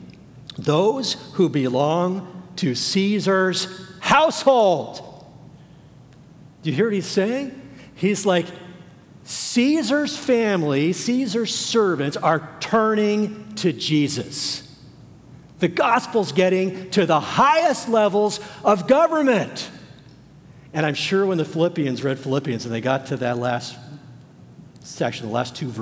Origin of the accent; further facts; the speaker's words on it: Los Angeles, California, United States; I grew up in the Los Angeles area.